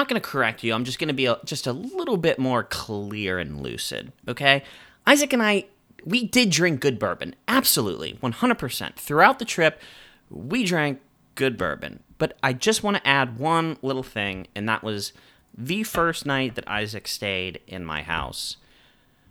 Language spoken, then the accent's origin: English; Pittsburgh, Pennsylvania, United States; We grew up in Pittsburgh